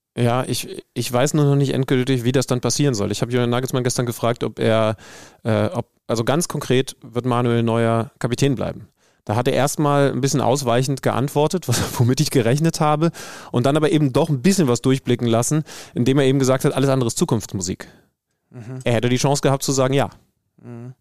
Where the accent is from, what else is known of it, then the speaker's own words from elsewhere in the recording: near Wolfsburg, Lower Saxony, Germany; ich bin hier in der Nähe aufgewachsen